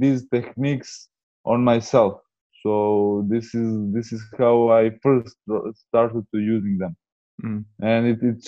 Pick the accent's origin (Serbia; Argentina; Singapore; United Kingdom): Serbia; I'm from Serbia